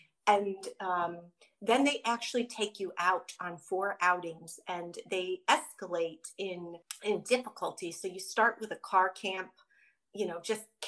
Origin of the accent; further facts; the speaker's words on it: Midwest, United States; again, growing up in the Midwest and not being familiar with trails or really even doing too much outdoorsy activities, I was a city girl